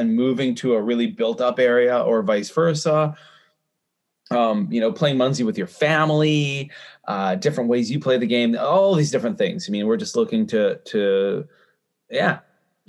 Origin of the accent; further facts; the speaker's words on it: Canada; I'm a Canadian.